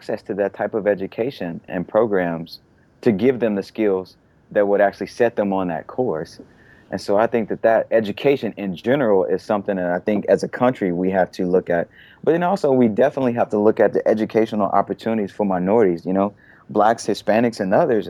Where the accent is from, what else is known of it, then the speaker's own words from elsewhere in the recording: Little Rock, Arkansas, United States; moved away as an adult; also born or lived in Atlanta; now in Austin, United States; I'm from Little Rock, Arkansas, and in high school, I think in my 11th grade year, I took a commercial art and computer graphics class at a Votech school